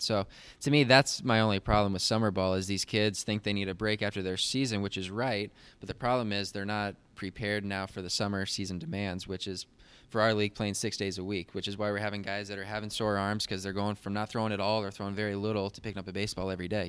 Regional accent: Phoenix, Arizona, United States; also born or lived in Virginia; I'm from Phoenix, Arizona, and twenty-five years old, went to South Mountain Community College

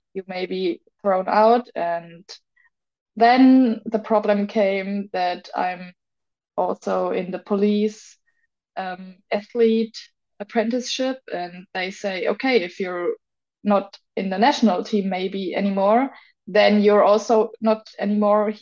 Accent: Augsburg, Bavaria, Germany; in Augsburg, in my hometown

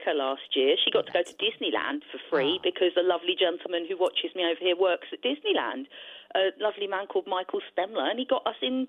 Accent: London, United Kingdom; I sound like this. I'm from London.

